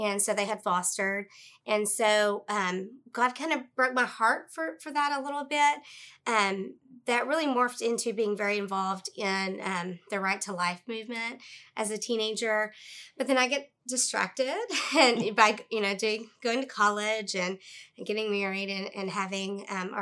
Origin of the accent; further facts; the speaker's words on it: Central Arkansas, United States; I was born and raised in Central Arkansas